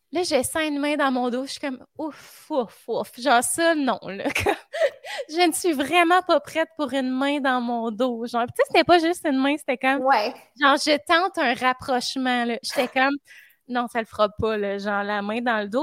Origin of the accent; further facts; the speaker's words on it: Drummondville, Quebec, Canada; je suis dans ma ville natale